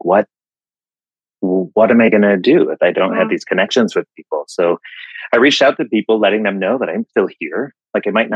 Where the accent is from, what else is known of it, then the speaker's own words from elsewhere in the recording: West Michigan, United States; now in Asheville, United States; I'm from Michigan, Western conservative West Michigan, and I live in Asheville, North Carolina